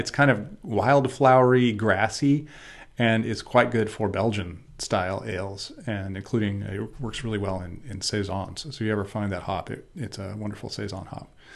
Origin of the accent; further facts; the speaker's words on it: United States; I'm gonna go back to America, 'cause I'm an American